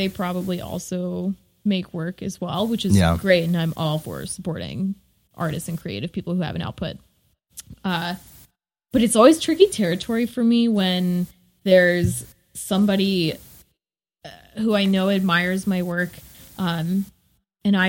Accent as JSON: {"language": "English", "region": "the South", "country": "United States", "tie": "born or raised there", "said": "growing up in the South"}